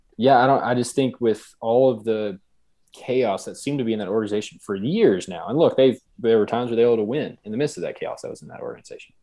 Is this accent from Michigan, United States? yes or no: no; Lubbock, Texas, United States; I'm from Lubbock, Texas.